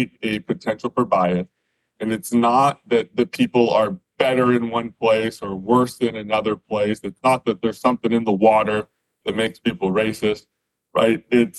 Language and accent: English; Western Canada, Canada; I grew up in Western Canada in a small town